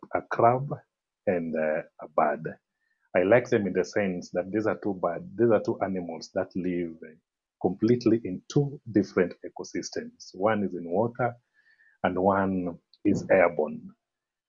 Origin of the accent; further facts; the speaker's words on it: Kisumu, Kisumu County, Kenya; also born or lived in Eldoret; I'm from Kisumu in Western Kenya. Kisumu is the third largest city in Kenya. This is where I was born and I was raised in this city